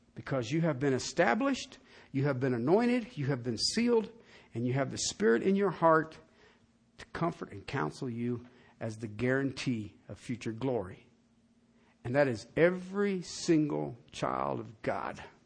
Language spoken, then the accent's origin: English; southern England, United Kingdom; moved away; I was from Southern England